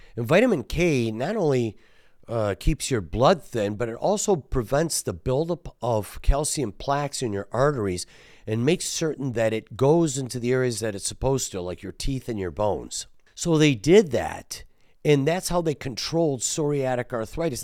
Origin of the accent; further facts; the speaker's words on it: Detroit, Michigan, United States; we're from Detroit